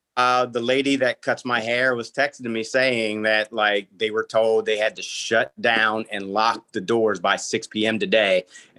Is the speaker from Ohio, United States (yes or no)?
no; Maryland, United States; I'm from Maryland, which no one ever guesses.